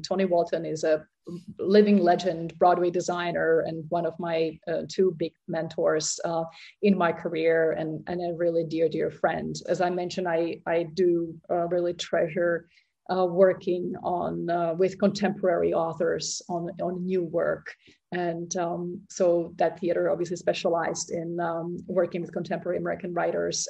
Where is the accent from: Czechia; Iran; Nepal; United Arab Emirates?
Czechia; Prague; moved away as an adult; I was born in Prague in um, Czechoslovakia at the time.